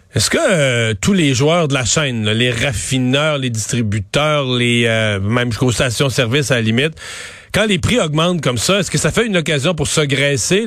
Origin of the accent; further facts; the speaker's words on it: Bas-Saint-Laurent, Quebec, Canada; dans mon coin de pays, dans le bas du fleuve